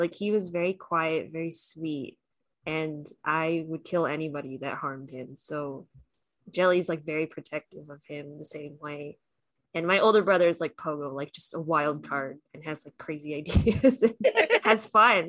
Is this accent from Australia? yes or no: no; Philippines; They're Filipino. Did you know that? I'm Filipino. We should support them.